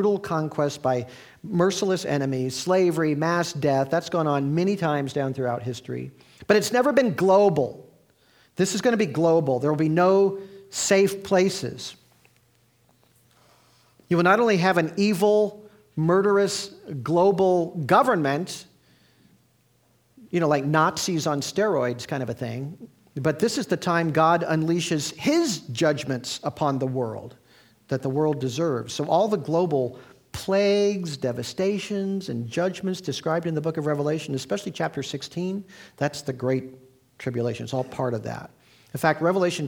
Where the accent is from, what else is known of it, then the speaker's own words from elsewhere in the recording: Midwest, United States; now in California, United States; I grew up in the Midwest